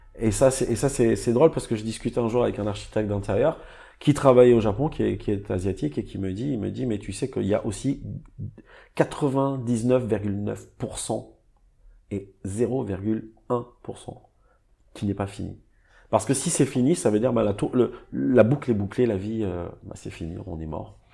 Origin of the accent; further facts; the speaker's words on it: Nice, Provence-Alpes-Côte d'Azur, France; Je reviens, euh, chez moi en France, dans ma ville à Nice